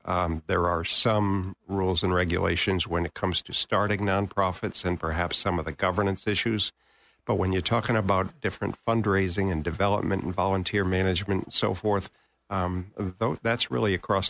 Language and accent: English; New England, United States; now in Florida, United States; I was born and raised in New England and spent 26 years in Western New York in the Buffalo-Rochester area.